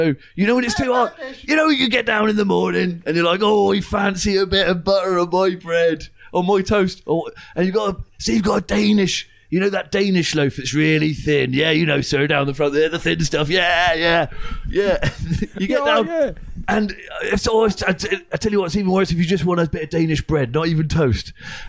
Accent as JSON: {"language": "English", "region": "South West England", "country": "United Kingdom", "said": "That's Cornwall, actually, because I'm from Cornwall."}